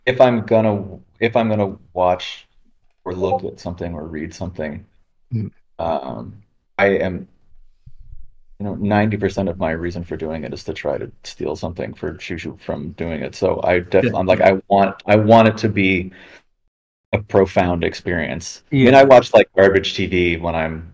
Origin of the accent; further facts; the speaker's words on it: Los Angeles, California, United States; moved away as an adult; now in Berlin, Germany; I grew up in California and Los Angeles